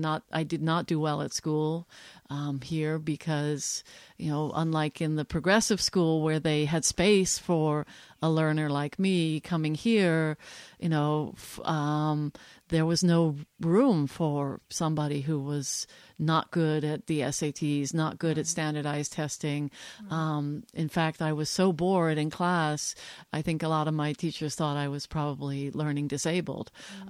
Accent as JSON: {"language": "English", "country": "Switzerland", "tie": "born or raised there", "also_born_or_lived": "New Jersey, United States / Belgium", "said": "So a couple of very influential pieces in my life are that I grew up in Europe."}